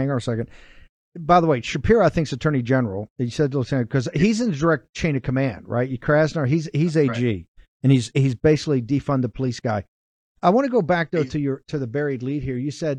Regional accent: Virginia, United States; I'm from Virginia

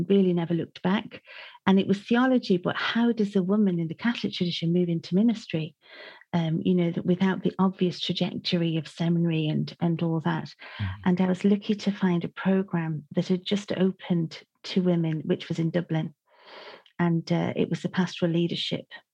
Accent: Manchester, North West England, United Kingdom; now in Ireland; I grew up in Manchester

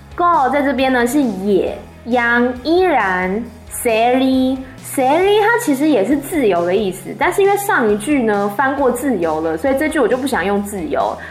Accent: Taiwan; moved away; 我身在一个民主国家，叫做台湾，它教会了我如何的自由去表达自己的想法

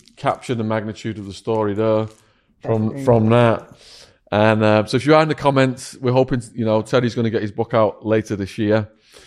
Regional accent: near Widnes, North West England, United Kingdom; near where I grew up

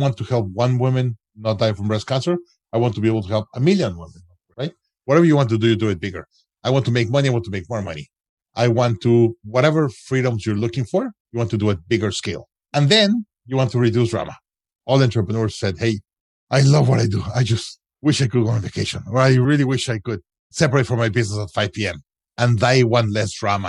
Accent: Mexico; moved away as an adult; also born or lived in United States; I'm originally from Mexico

